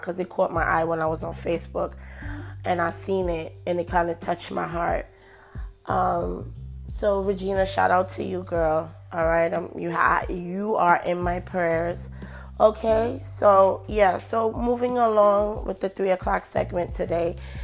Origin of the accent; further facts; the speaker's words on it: New York, United States; we're from New York